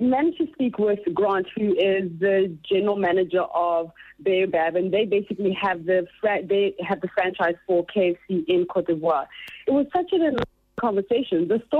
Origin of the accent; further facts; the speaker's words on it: Uganda; moved away; I'm from Uganda originally.